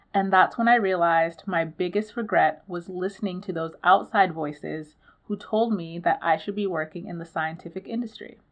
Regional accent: Nigeria; I'm Nigerian too

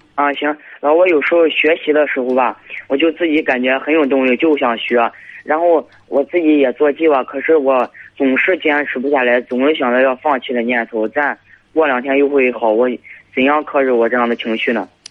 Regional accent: Jinan, Shandong, China; 我是，呃，长青的

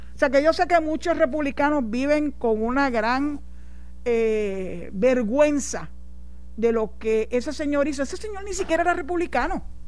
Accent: San Juan, Puerto Rico; moved away as an adult; now in Cabo Rojo, Puerto Rico; yo soy nacida y criada en San Juan

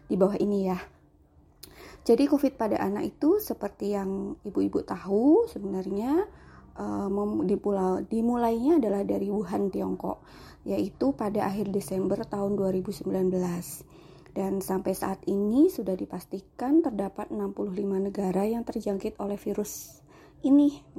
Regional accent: Yogyakarta, Special Region of Yogyakarta, Indonesia; now in Kebumen, Indonesia; Saat ini saya berdomisili di Kebumen, eh, walau saya aslinya Jogja

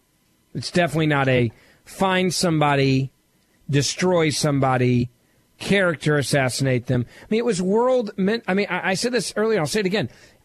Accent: Southaven, Mississippi, United States; There's a McDonald's right by the Lander Center. It's my hometown.

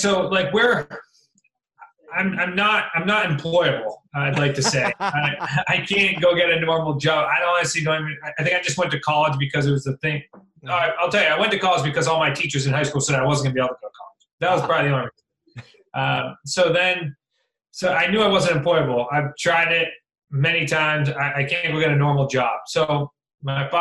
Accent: Central Massachusetts, United States; moved away as an adult; also born or lived in Worcester / Newport, Rhode Island; I was from Central Mass.

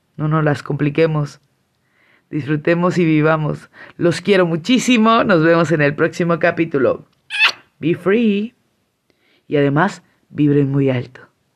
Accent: San Cristóbal de las Casas, Chiapas, Mexico; now in Tuxtla Gutiérrez, Mexico; venía de la ciudad de Tuxtla Gutiérrez, que es donde vivo, pero pues soy de San Cristóbal.

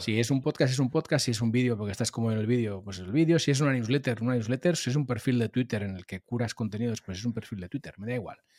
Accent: Molins de Rei, Catalonia, Spain; hice algún programa de radio en la radio local de, mi pueblo, de Molins de Rey. Yo soy nacido en Molins de Rey, eh, cerca de Barcelona

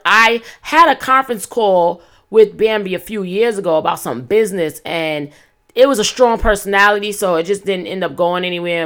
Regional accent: New York City, New York, United States; I'm from East New York, Brooklyn, you know, born in the eighties, raised in the nineties

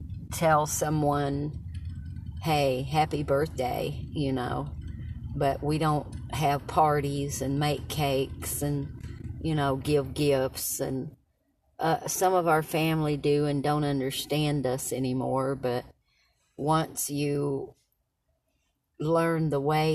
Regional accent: Knoxville, Tennessee, United States; I was born in Knoxville, Tennessee today. A few years ago.

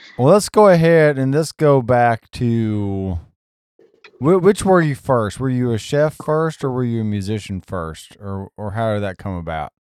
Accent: the South, United States; also born or lived in Alabama / Tennessee; I've always lived in the South, except for like maybe the six month stretch where my brother was born, and like uh, Missouri

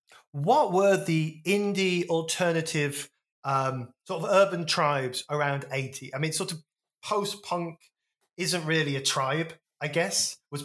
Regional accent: Wolverhampton, West Midlands, United Kingdom; also born or lived in Stourbridge; I was a Grebo kid because I grew up in Wolverhampton and Stourbridge

